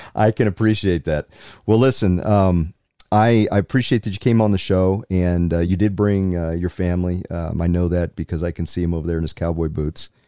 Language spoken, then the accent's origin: English; South Carolina, United States; now in Utah, United States; the people I grew up with in South Carolina